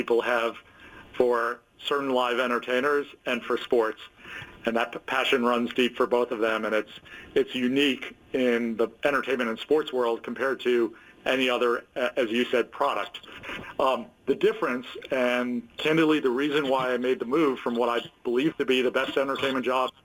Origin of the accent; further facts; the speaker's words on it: New York City, New York, United States; I grew up in the Bronx